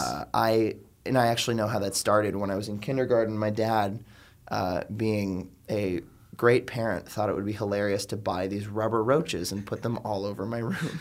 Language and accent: English; Miami, Florida, United States; moved away as an adult; now in New York, United States; am from South Florida originally. I'm from the suburbs outside of Miami